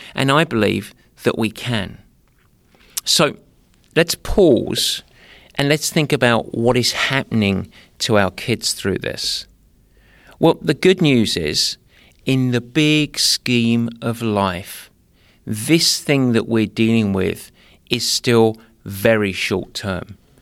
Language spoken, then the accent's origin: English; Essex, East of England, United Kingdom; youth, as I say, 'cause I'm from Essex